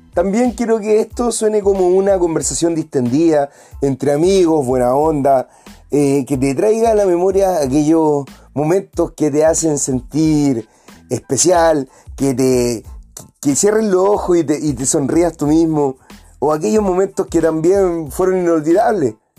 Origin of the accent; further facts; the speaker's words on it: Valparaíso, Chile; soy oriundo de Playa Ancha, de Valparaíso, en el quinto sector ampliación